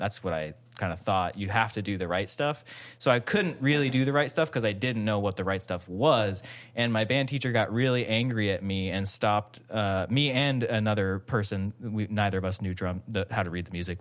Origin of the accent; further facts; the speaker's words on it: Hawaii, United States; I grew up in Hawaii